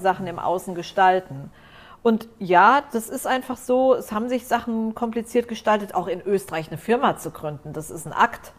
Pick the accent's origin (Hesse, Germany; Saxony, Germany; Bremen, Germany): Hesse, Germany; Frankfurt; moved away as an adult; also born or lived in Lower Rhine, Germany / Vienna, Austria; now in Cyprus; Da bin ich aufgewachsen und Frankfurt.